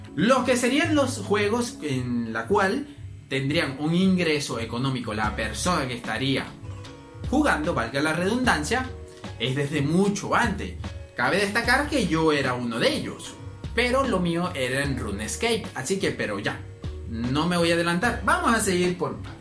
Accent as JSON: {"language": "Spanish", "country": "Venezuela", "said": "aquí en mi país, que sería Venezuela"}